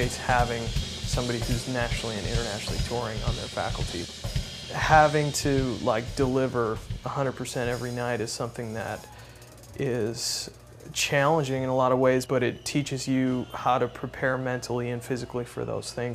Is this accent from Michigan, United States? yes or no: no; Wisconsin, United States; moved away as an adult; now in Austin, United States; I'm originally from Wisconsin. I grew up and did a lot of playing there